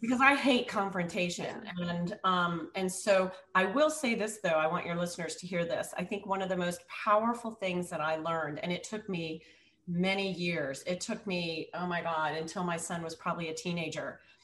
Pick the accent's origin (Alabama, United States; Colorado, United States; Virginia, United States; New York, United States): Virginia, United States; moved away as an adult; also born or lived in up north; I was living up north and I'm from Virginia